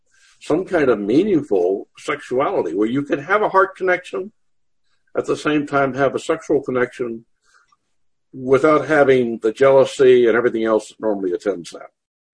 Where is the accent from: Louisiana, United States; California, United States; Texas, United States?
Texas, United States; Corpus Christi; born there; I was born on Naval Air Station Corpus Christi. My dad was a career naval officer.